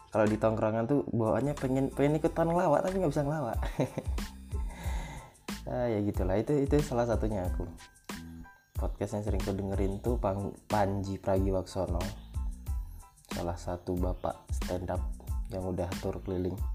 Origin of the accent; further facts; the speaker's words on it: Lampung, Indonesia; Aku juga nggak tahu sih jalan mana soalnya aku nih orang Lampung jadi aku nggak nggak terlalu nggak terlalu ngerti lah gimana itu dan mogot segala macem.